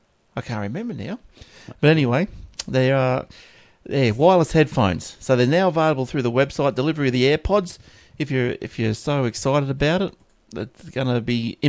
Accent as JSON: {"language": "English", "town": "Coolangatta", "region": "Queensland", "country": "Australia", "tie": "born or raised there", "said": "I was growing up in Coolangatta"}